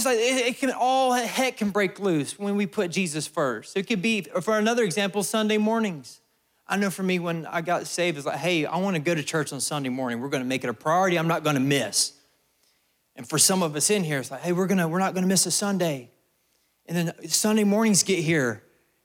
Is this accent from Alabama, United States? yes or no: yes; Alabama, United States; I'm from Alabama